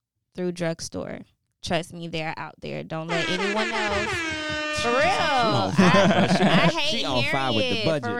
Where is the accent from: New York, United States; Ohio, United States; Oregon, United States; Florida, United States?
Florida, United States; Tampa; born and raised in Tampa, Florida